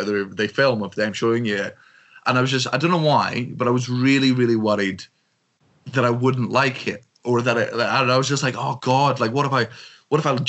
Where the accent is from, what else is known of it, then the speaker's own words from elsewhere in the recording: Scotland, United Kingdom; I'm very proud of being Scottish